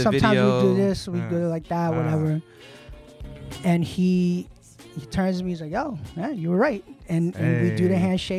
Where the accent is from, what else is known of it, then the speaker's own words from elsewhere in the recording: New York City, New York, United States; I'm from Queens, and I was a Smith & Wesson head.